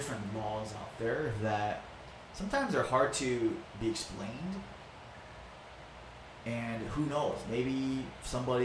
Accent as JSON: {"language": "English", "area": "Maui", "region": "Hawaii", "country": "United States", "tie": "born or raised there", "second_language": "English", "said": "I was born and raised in Maui."}